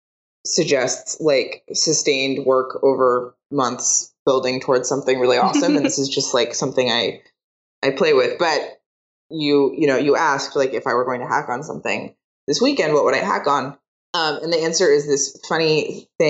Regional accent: Seattle, Washington, United States; now in San Francisco, United States; I grew up in Seattle.

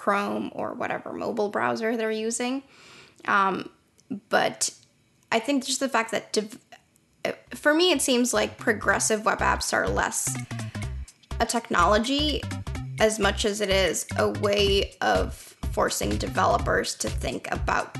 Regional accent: Sudan; moved away; I'm from Sudan, so pretty rural area

